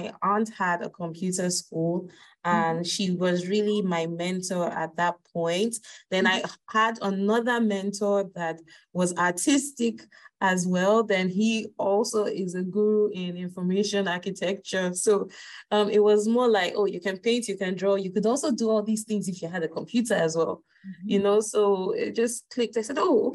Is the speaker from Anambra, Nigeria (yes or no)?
no; Lagos, Nigeria; I'm Nigerian, and I grew up in Lagos State in Nigeria.